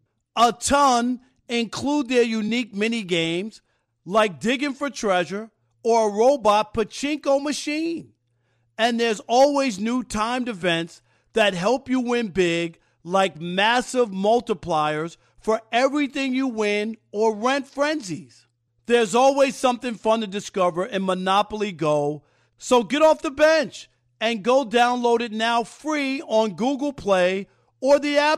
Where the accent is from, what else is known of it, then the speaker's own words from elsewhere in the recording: New York, United States; and Chris, I grew up in New York.